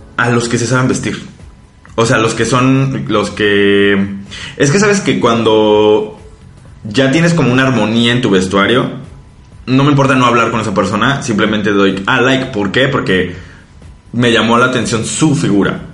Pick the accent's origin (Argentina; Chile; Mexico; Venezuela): Mexico; moved away; nosotros como mexicanos